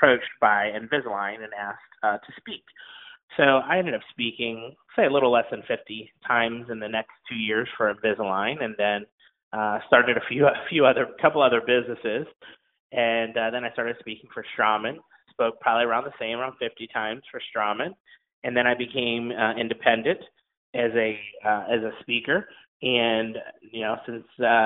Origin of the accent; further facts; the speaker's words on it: Ohio, United States; moved away as an adult; also born or lived in Honolulu, Hawaii; I'm from Ohio, raised on a big farm, graduated from The Ohio State University